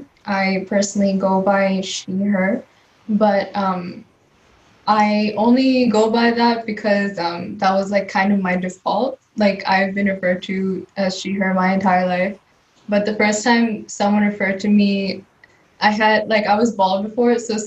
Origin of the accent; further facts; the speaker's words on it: India; first language Telugu; English is a second language; Yeah, in Indian languages, it tends to be a little more difficult. Like my mother tongue is Telugu